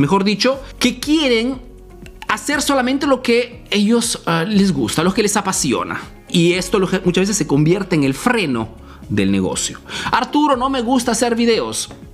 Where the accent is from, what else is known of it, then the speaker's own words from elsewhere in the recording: Peru; now in Italy; soy un emprendedor peruano que vive, hace negocio en Italia, en Europa